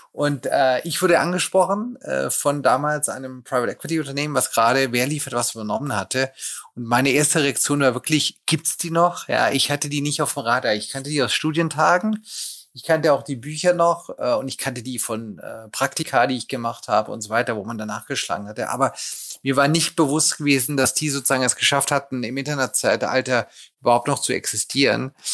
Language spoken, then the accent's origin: German; Lake Constance area, Germany; bin aufgewachsen in der Nähe des Bodensees